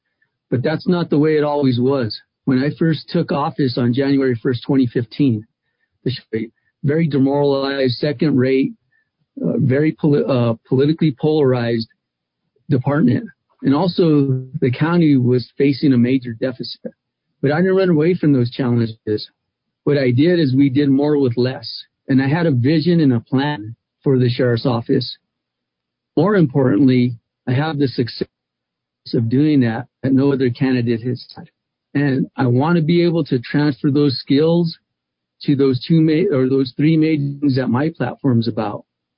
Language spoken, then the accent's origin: English; Albuquerque, New Mexico, United States; I was born and raised in Albuquerque.